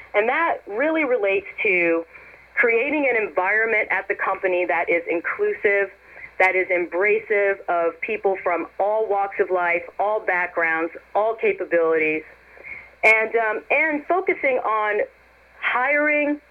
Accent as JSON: {"language": "English", "town": "New York City", "region": "New York", "country": "United States", "tie": "born or raised there", "also_born_or_lived": "Columbia, South Carolina / College Park, Maryland / Cleveland, Ohio", "moved": "as an adult", "lives_now": "Beaverton, United States", "said": "I'm originally from New York City, and I split my childhood between New York City and Columbia, South Carolina"}